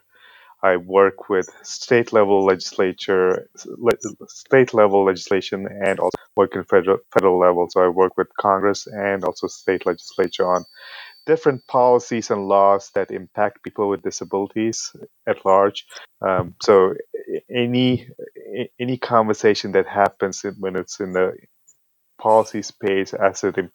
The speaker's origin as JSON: {"language": "English", "country": "United Arab Emirates", "tie": "born or raised there", "also_born_or_lived": "India", "moved": "as an adult", "lives_now": "United States", "said": "I'm originally from India. I was born in India. I grew up in the United Arab Emirates and then came to the U.S. as an international student and then stuck around."}